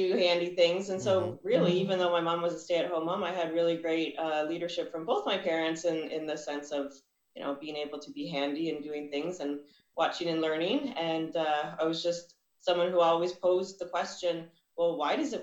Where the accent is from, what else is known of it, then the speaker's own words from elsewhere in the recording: Ottawa, Ontario, Canada; now in Burlington, Canada; I was born and raised in Ottawa, Ontario